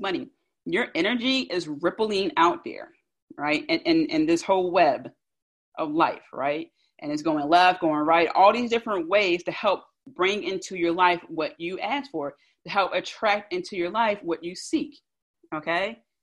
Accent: Philadelphia, Pennsylvania, United States; accent: South Philly; my South Philly accent

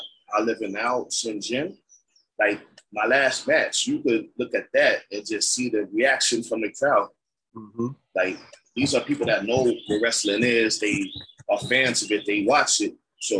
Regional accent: New York, United States; People love when they find out I'm from New York.

